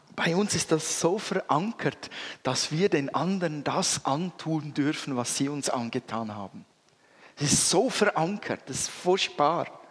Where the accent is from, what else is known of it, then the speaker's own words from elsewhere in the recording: Switzerland; als Schweizer